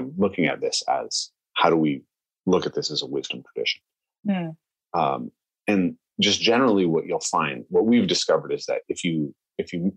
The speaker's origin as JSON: {"language": "English", "area": "the Northwest", "region": "Pacific Northwest", "country": "United States", "tie": "born or raised there", "said": "I'm a white American, right? I grew up in the Northwest"}